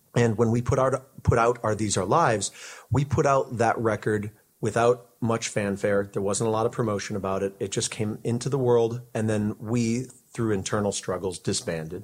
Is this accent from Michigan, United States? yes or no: no; Connecticut, United States; moved away as an adult; also born or lived in Seattle / Syracuse; I grew up in Connecticut on the East Coast